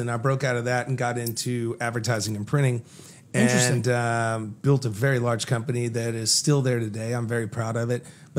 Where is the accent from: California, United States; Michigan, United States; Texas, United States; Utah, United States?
Texas, United States; Fort Worth; I was born in Fort Worth, and I was a poor white child.